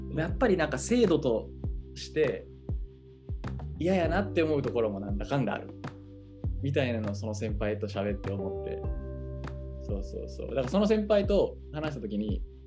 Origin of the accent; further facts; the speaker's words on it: Japan; やっぱり日本で生まれ育って日本の価値観持ってるな